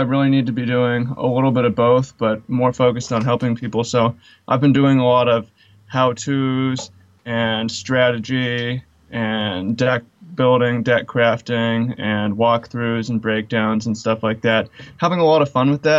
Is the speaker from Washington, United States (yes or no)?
yes; Seattle, Washington, United States; I'm from Seattle, Washington